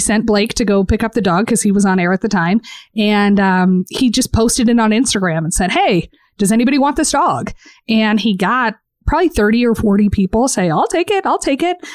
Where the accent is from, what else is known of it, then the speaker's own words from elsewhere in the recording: Southwest, United States; also born or lived in Portland; now in Phoenix, United States; I grew up in the Southwest